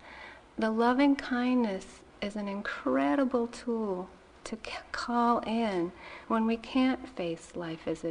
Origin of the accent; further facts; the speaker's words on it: Massachusetts, United States; I grew up in Massachusetts